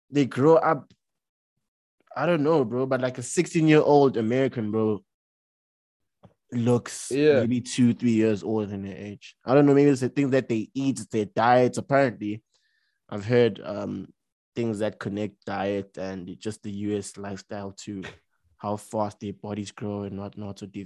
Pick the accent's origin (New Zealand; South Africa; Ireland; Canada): South Africa; That like we're really South African women are really short.